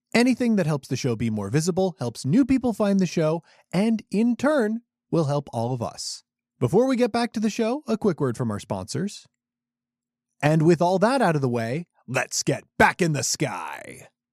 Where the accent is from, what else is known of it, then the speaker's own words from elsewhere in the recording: Chicago, Illinois, United States; my hometown of Chicago, Illinois